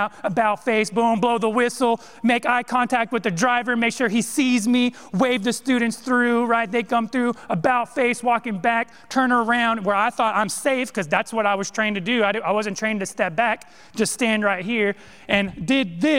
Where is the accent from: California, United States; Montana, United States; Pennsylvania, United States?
California, United States; Modesto; moved away; I grew up in Modesto, California